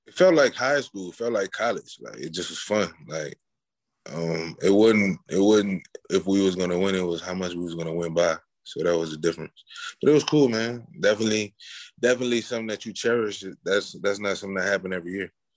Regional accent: New Orleans, Louisiana, United States; I'm from New Orleans, so I went to yeah. St. Augustine school, high school

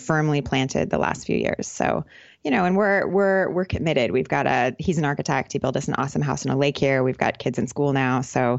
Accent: California, United States; moved away as an adult; You know, I grew up in California, but basically since I left university, I've just kind of been living in a different country.

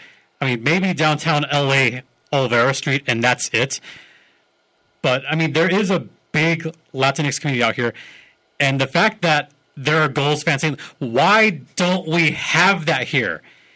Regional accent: California, United States; born or raised there

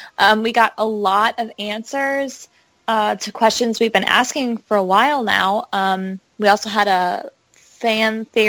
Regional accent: Midwest, United States; I am from the Midwest.

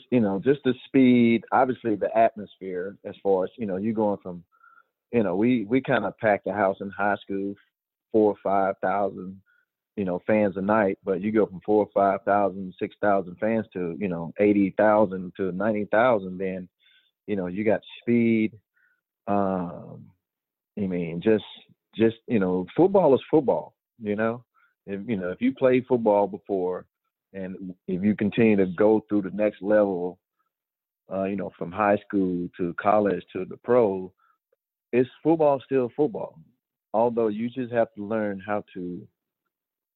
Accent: Georgia, United States; I was a Georgia boy. I was born in Georgia

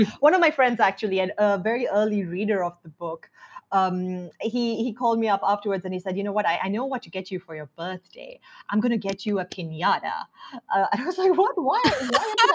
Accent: Sri Lanka; growing up in Sri Lanka

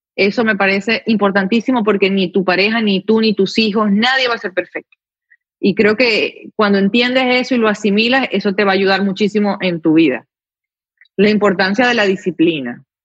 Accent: Venezuela; moved away as an adult; now in United States

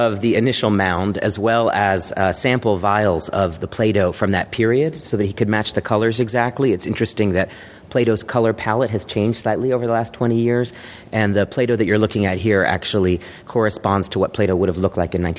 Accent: Dallas, Texas, United States; And I was growing up in Dallas, Texas, where there was a Borders bookstore near my house.

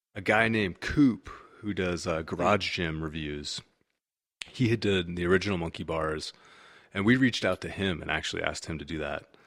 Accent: California, United States; also born or lived in Washington, D.C.; I'm from California

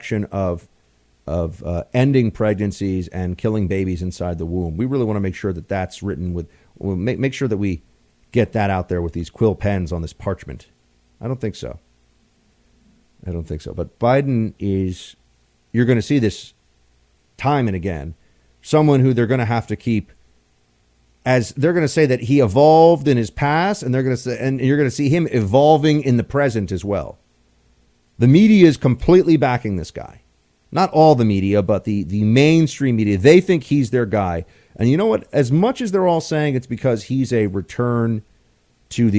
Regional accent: New York City, New York, United States; in New York City, in my hometown

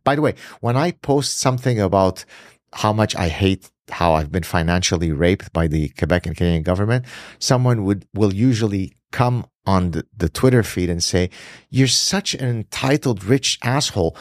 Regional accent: Lebanon; moved away; I grew up in the Middle East, escaped Lebanon because of my being Jewish

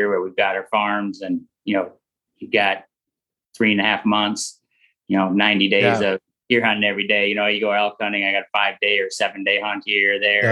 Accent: Minnesota, United States; growing up in Minnesota

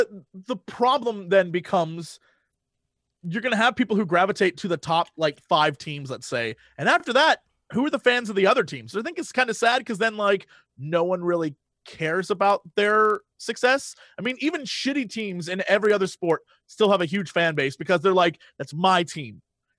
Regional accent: London, United Kingdom; I'm from London, so I support my London team.

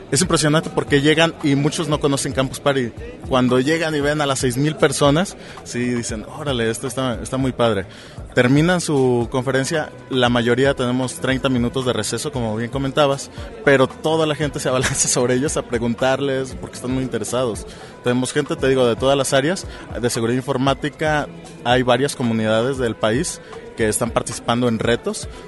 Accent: Colima, Mexico; yo soy de Colima

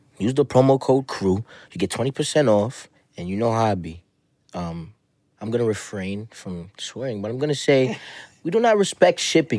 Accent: New York City, New York, United States; I'm from Staten Island. Oh, okay. Yeah, I grew up in Staten Island.

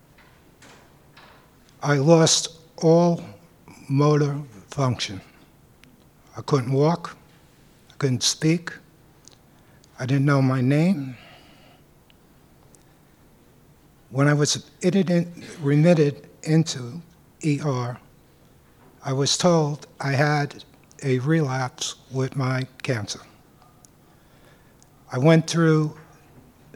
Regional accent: New York City, New York, United States; I grew up in Manhattan

